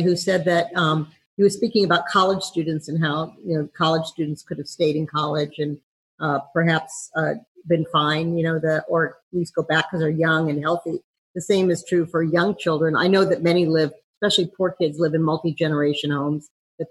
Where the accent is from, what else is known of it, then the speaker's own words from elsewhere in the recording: St. Louis, Missouri, United States; Hi, I'm from St. Louis, sort of the heartland